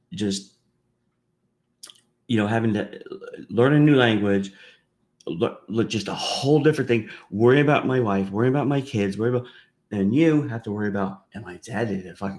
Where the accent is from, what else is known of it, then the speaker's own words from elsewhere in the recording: United States; as an American